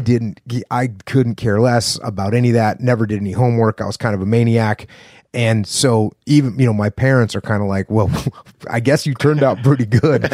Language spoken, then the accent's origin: English; New England, United States; I'm from New England